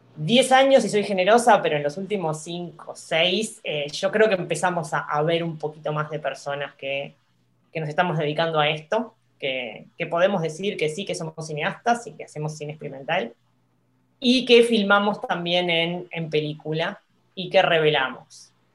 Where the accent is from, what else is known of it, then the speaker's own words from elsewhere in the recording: Uruguay; somos poquitos los, uruguayos